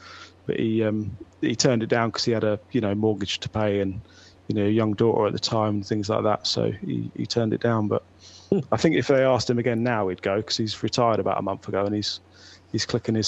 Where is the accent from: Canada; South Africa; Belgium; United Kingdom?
United Kingdom; Bradford, Yorkshire and the Humber; So, it's …. We're from Bradford.